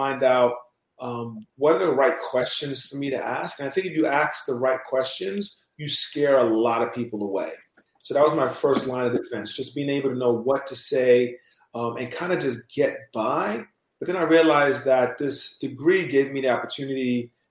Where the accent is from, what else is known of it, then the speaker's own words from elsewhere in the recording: New York City, New York, United States; Originally born and raised in New York City